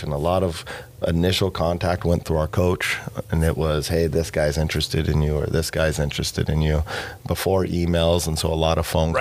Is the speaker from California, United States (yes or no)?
yes; Diamond Bar, California, United States; Growing up in Diamond Bar